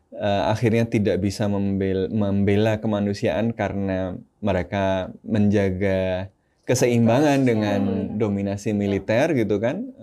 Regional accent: Rakhine State, Myanmar; now in Indonesia; kalau saya stay di Arakan, saya stay di uh, Rehain itu dibunuh, kampung saya dibakar kan.

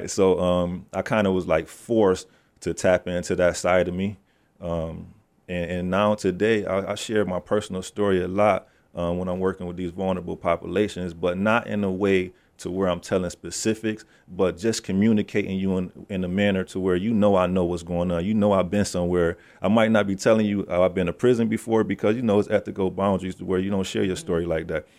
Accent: Sayo Street, New York, United States; I come from Sayo Street.

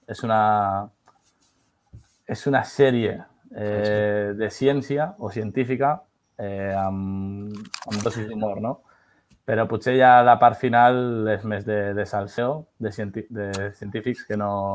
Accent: El Prat de Llobregat, Catalonia, Spain; soc aquí un ciutadà del Prat de Llobregat de tota la vida

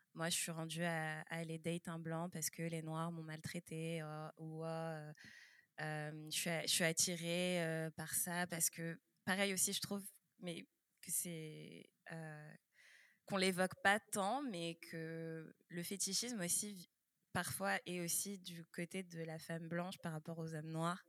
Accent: France; also born or lived in Quebec, Canada; now in Canada; moi aussi, je suis née en France

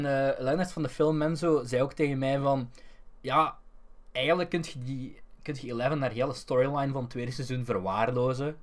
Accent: Belgium; In Toverland ben ik herkend geweest als Belg

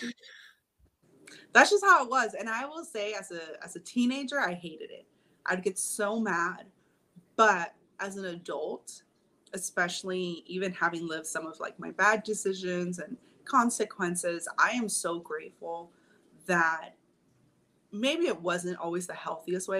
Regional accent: Long Beach, California, United States; we grew up in Long Beach

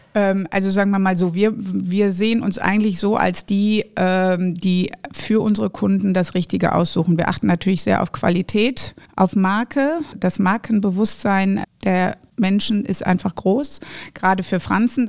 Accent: Düsseldorf, North Rhine-Westphalia, Germany; Die ersten sieben Jahre meines Lebens habe ich auf der Kö gelebt, was ich seit 20 Jahren wieder tue

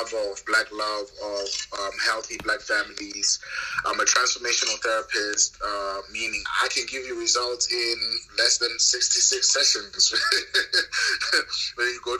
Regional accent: South Africa; I'm South African, so my parents grew up and they married in the apartheid regime

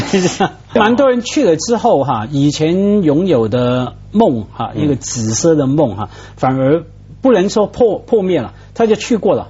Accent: Hong Kong; 我作为香港人

